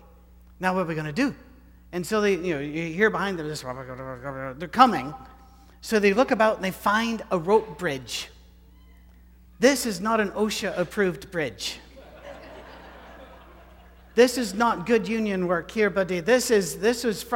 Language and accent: English; United Kingdom; I'm British